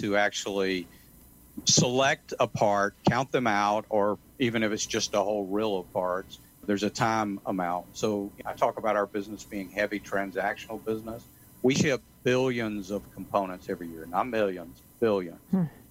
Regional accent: Atlanta, Georgia, United States; moved away; I'm originally from Atlanta

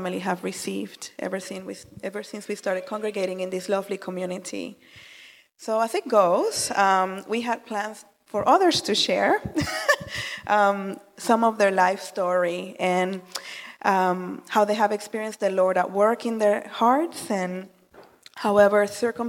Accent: Puerto Rico; moved away; I was born and raised in the Caribbean island of Puerto Rico

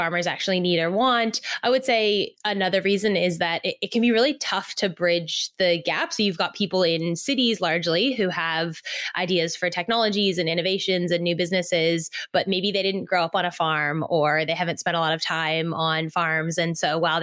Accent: Silicon Valley, California, United States; moved away as an adult; now in Australia; I grew up in Silicon Valley in California, nothing to do with farming

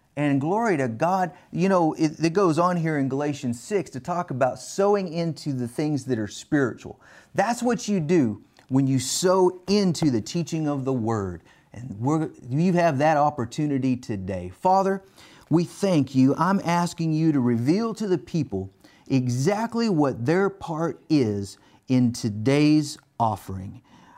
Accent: Texas, United States; Right here in my home state of Texas.

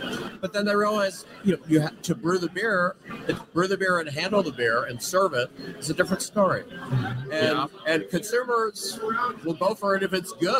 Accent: Chicago, Illinois, United States; No, I'm from Chicago.

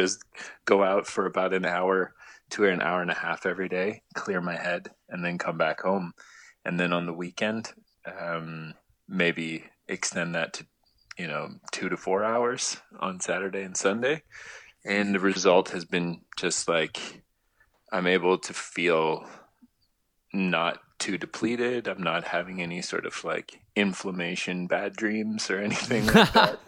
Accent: Toronto, Ontario, Canada; I'm from Toronto

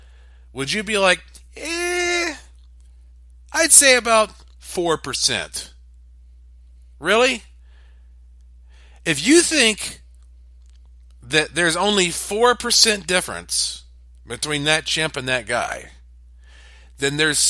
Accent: the Bible Belt, United States; I was raised up in the Bible Belt, and it is a little embarrassing for me to talk about some of this stuff

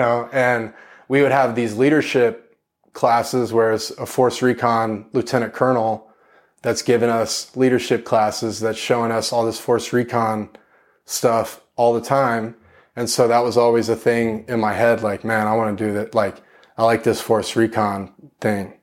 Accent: Corpus Christi, Texas, United States; I was born in East Texas, but when I was young, I moved to, uh, Corpus Christi, Texas

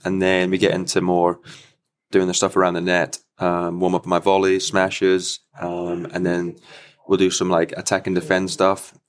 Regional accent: United Kingdom; being a British player with the L T

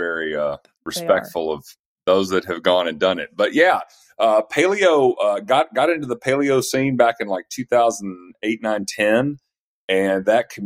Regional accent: East Tennessee, United States; moved away as an adult; also born or lived in Atlanta; I'm from East Tennessee originally and sort of moved back up here

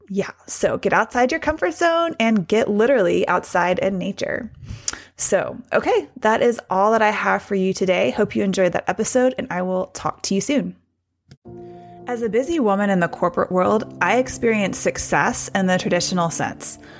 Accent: Hendersonville, Tennessee, United States; I was a kid growing up in Hendersonville, Tennessee, just north of Nashville

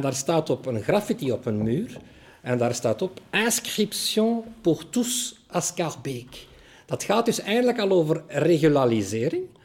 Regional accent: Brussels, Brussels-Capital Region, Belgium; als Brusselaar

